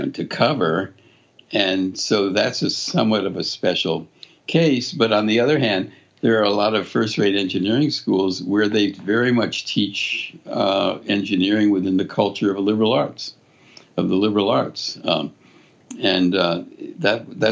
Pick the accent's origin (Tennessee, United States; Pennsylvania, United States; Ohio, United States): Pennsylvania, United States; Philadelphia; moved away as an adult; also born or lived in Connecticut; I grew up in Philadelphia, went to one of the Quaker schools in Philadelphia